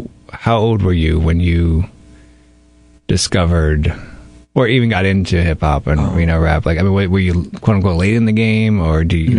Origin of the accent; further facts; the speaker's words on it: New York, United States; I'm from New York